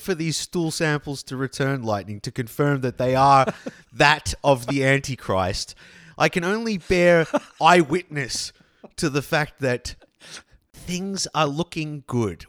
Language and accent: English; Australia; growing up in Australia